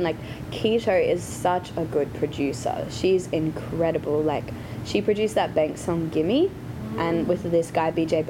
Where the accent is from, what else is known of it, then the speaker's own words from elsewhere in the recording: Brisbane, Queensland, Australia; moved away as an adult; now in Los Angeles, United States; I'm from Brisbane